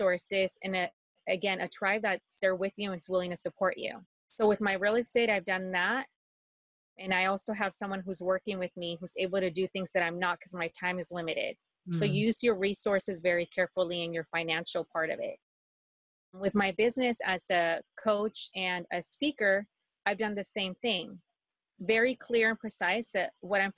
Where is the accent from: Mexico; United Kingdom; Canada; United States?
Mexico; moved away; And I was born in Mexico and I haven't been there for years.